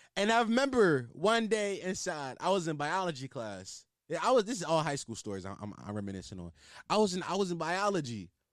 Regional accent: Philadelphia, Pennsylvania, United States; accent: Philly; I just went heavy into my Philly accent. Sometimes it just be popping out of me

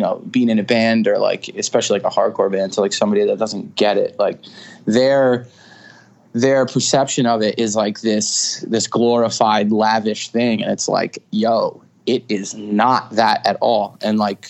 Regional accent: Stony Brook, New York, United States; I was born in, Stony Brook. It's in Suffolk County on Long Island. And, you know, I'm born and raised in Long Island

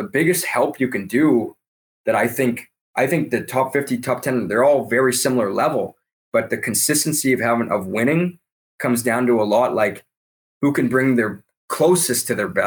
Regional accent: Canada; I'm Canadian

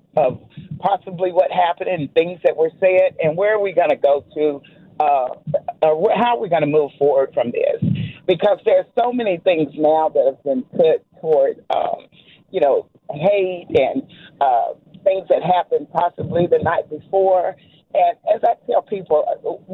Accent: Ringgold, Georgia, United States; now in Montgomery, United States; I'm actually from North Georgia, but I live in Montgomery now, from Ringo.

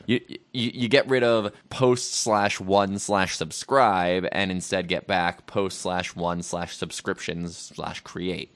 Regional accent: Albuquerque, New Mexico, United States; I grew up in Albuquerque, New Mexico

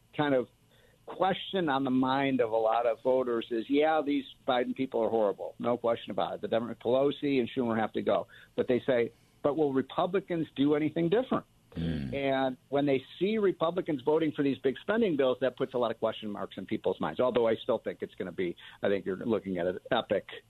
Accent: Chicago, Illinois, United States; I'm from Chicago.

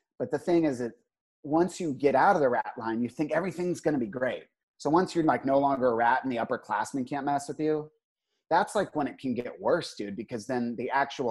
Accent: Northern Virginia, United States; when you grow up in Northern Virginia

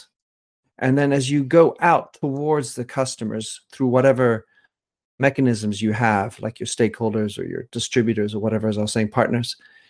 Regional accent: France; also born or lived in Belgium / England; So I am an American with French nationality. I was born in Belgium, raised in France, educated in England, and thus think of myself as somewhat polynational, polyglossy.

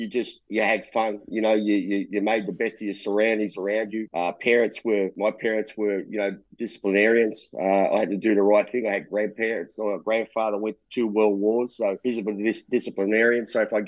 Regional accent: Melbourne, Victoria, Australia; also born or lived in Broadmeadows; I grew up in Collingwood.

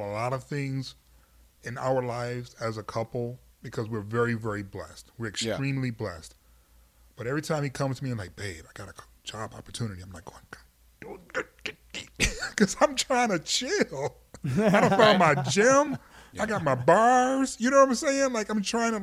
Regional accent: Detroit, Michigan, United States; born or raised there

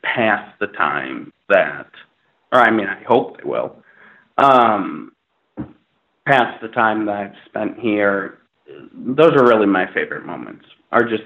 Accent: Minnesota, United States; now in Los Angeles, United States; I grew up in Minnesota, in a suburb of Minnesota

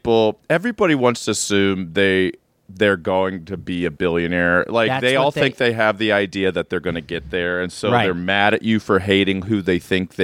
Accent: Midwest, United States; I am from the Midwest.

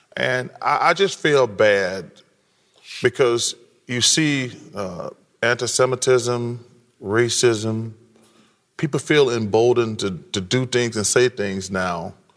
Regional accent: the South, United States; I'm from the South

